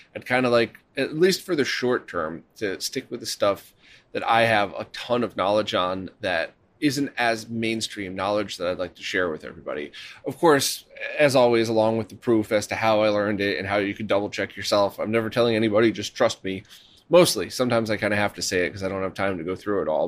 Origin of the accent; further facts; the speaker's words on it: Connecticut, United States; I was born in Connecticut